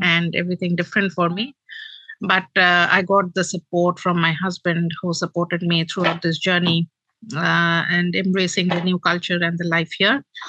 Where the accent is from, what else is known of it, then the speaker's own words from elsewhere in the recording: Kolkata, West Bengal, India; moved away as an adult; now in New Zealand; I was born and brought up in Kolkata, which is the eastern metropolitan city of India